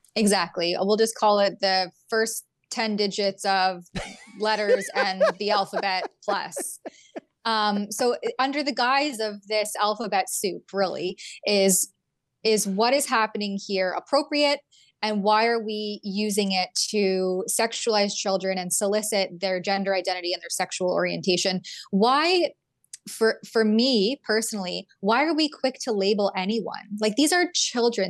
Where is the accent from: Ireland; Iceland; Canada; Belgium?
Canada; I'm a Canadian